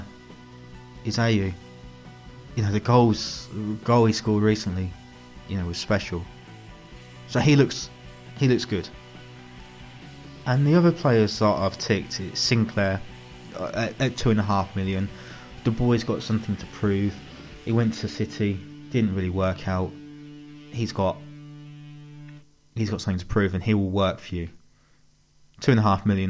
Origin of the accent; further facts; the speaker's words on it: Northampton, East Midlands, United Kingdom; my hometown, Northampton